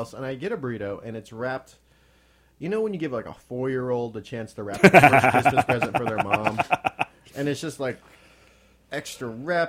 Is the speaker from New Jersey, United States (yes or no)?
no; Tehachapi, California, United States; moved away; my hometown, Tehachapi.